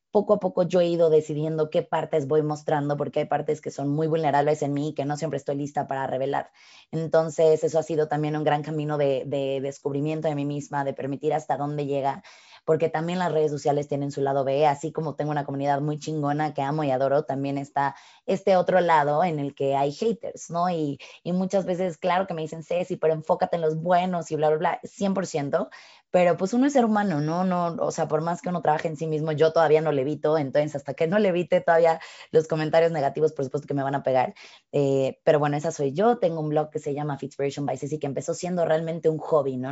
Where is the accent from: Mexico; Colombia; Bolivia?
Mexico; soy mexicana